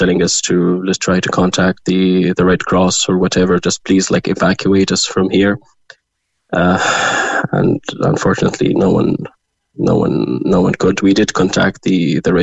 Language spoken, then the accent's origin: English; Gaza, Gaza Strip, Palestine; moved away as an adult; now in Cork, Ireland; I'm originally from Gaza. I was born and raised there.